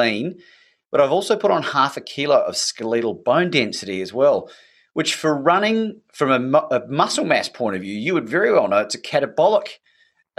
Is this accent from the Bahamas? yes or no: no; New Zealand; growing up in New Zealand